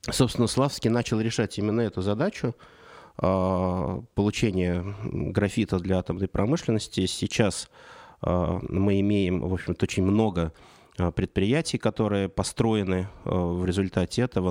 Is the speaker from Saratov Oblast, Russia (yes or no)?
yes; Saratov Oblast, Russia; now in Moscow, Russia; я родился в Саратовской области, и переезд в Москву для 90-х это было событие.